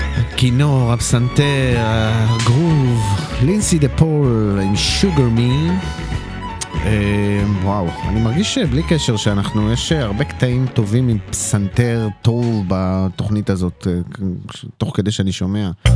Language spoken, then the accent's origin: Hebrew; Netanya, Central District, Israel; אני מנתניה